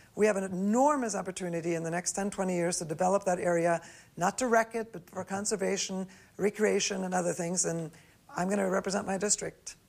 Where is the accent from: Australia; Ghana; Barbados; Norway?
Norway; now in United States; I grew up in Norway